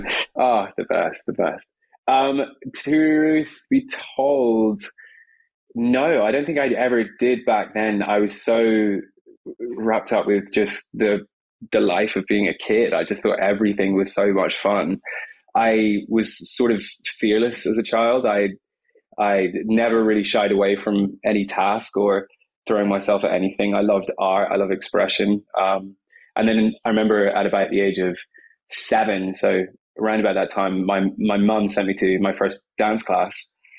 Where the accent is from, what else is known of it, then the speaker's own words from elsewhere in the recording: Scotland, United Kingdom; By the way, I'm Scottish. I'm half Scottish. Okay. My parents are English, so my accent might sound confusing.